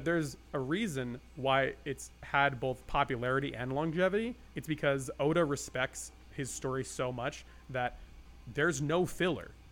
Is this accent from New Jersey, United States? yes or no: yes; New Jersey, United States; also born or lived in Japan; now in California, United States; I live in California. I grew up in Jersey.